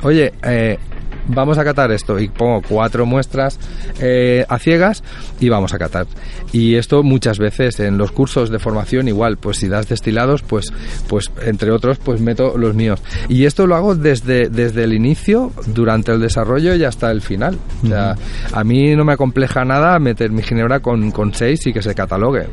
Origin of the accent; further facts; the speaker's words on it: Puçol, Valencian Community, Spain; yo soy de Puzol